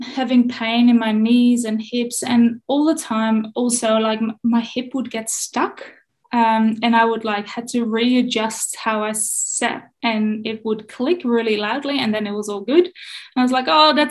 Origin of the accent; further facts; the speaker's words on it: Netherlands; I grew up in the Netherlands